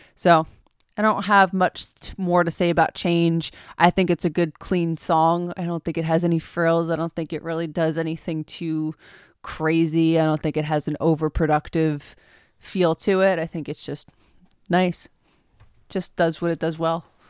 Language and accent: English; Long Island, New York, United States; We're from Long Island.